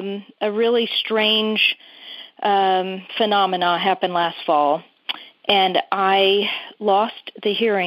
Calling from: Sheffield, Massachusetts, United States; I'm calling from Sheffield, Mass.

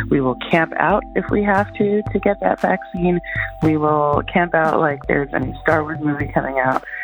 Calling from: Portland, Oregon, United States; I'm calling from Portland, Oregon.

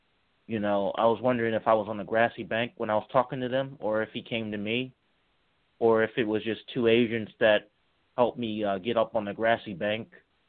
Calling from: Charlottesville, Virginia, United States; I'm calling from Charlottesville, Virginia.

